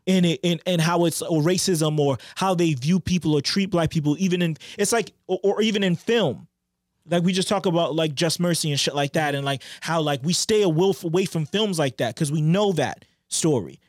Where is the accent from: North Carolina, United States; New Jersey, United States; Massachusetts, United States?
Massachusetts, United States; Boston; we're from Boston